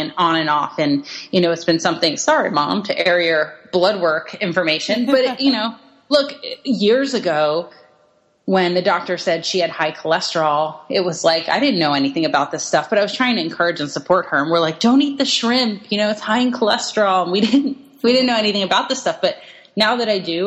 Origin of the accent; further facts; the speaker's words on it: East Coast, United States; I'm from the East Coast